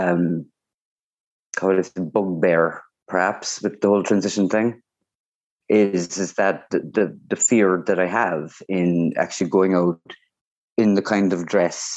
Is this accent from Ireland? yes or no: yes; Cork, Munster, Ireland; also born or lived in Beijing, China / Cobh, East Cork; I am most vocally from Cork, and I'm living in Cove, East Cork at the moment